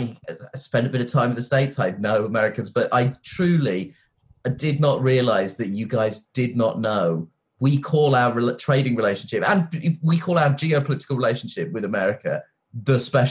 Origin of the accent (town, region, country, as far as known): England, United Kingdom